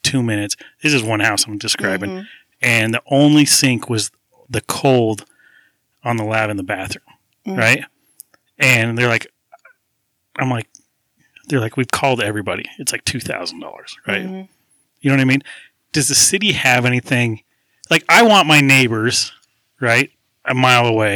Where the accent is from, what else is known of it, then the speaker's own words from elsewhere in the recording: Clinton, Utah, United States; now in Roy, United States; I grew up in Clinton